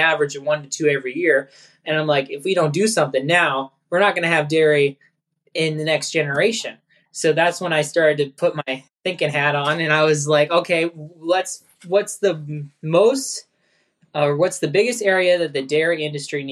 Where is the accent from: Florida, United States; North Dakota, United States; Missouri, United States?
North Dakota, United States; Mandan; also born or lived in New Salem, North Dakota; We're from Mandan, North Dakota. We moved from New Salem, North Dakota in 2003. My family owns and operates an 800 cow rotary parlor operation. And I've grown up at the farm ever since I was born.